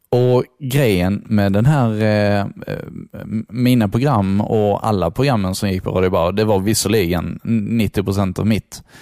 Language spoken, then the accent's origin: Swedish; Skåne, Sweden; accent: Scanian; Jag var ju fruktansvärt skånsk alltså.